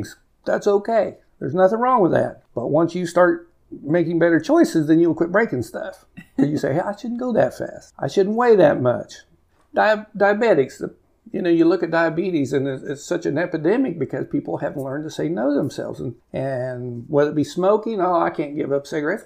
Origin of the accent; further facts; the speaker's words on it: Cimarron, Kansas, United States; also born or lived in Garden City, Kansas; I grew up in Cimarron, went to high school there